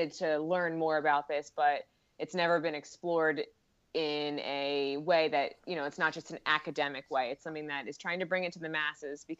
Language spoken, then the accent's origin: English; Philadelphia, Pennsylvania, United States; I'm from Philadelphia